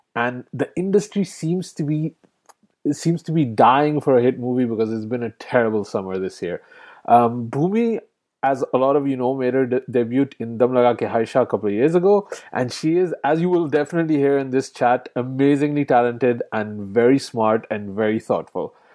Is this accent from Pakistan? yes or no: yes; Pakistan; I'm, I'm Pakistani, I'm not Indian